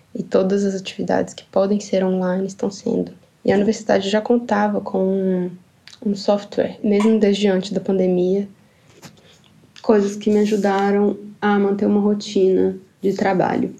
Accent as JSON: {"language": "Portuguese", "town": "Ipatinga", "region": "Minas Gerais", "country": "Brazil", "moved": "as an adult", "lives_now": "Sweden", "said": "Eu sou do interior de Minas, da cidade de Patinga. E atualmente eu moro na Suécia."}